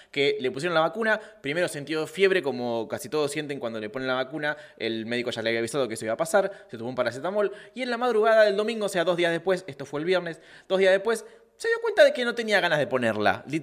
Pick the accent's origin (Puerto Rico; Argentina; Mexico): Argentina; Córdoba; es con la vacuna o el paracetamol o algo, o que soy cordobés